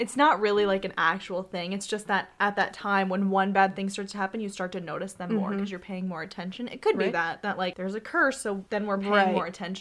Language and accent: English; United States; we're American.